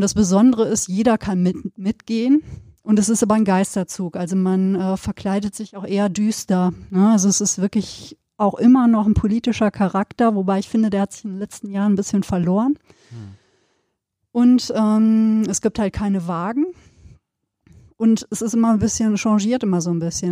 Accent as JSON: {"language": "German", "area": "Sauerland", "region": "North Rhine-Westphalia", "country": "Germany", "moved": "yes", "said": "ich bin ja hier Sauer, als Sauerländerin da, als Westfälin"}